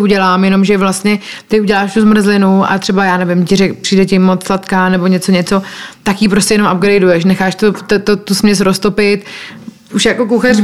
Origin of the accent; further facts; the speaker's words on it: Czechia; moved away as an adult; now in Costa Rica; to moje srdce vlastně pořád patří sem do Čech a proto se sem pořád vracím